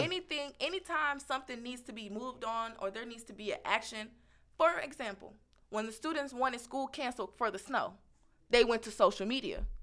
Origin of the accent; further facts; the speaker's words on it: Kansas City, Missouri, United States; moved away; I come from Kansas City, Missouri.